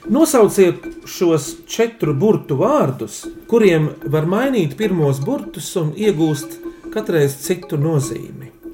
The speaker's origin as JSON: {"language": "Latvian", "region": "Riga", "country": "Latvia", "said": "esmu deju pieradinātājs no Rīgas ar kurzemnieku asinsriti."}